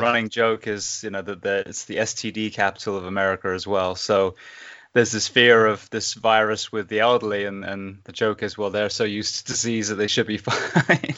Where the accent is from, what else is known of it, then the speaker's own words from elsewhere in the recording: England, United Kingdom; moved away as an adult; also born or lived in Japan; now in Ocala, United States; I grew up in England